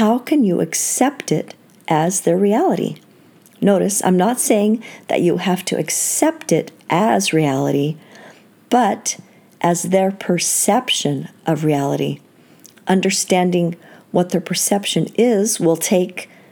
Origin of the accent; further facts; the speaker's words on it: Seattle, Washington, United States; I grew up in Seattle